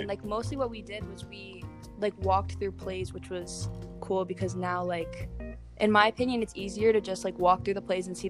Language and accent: English; New York, United States; I'm from New York.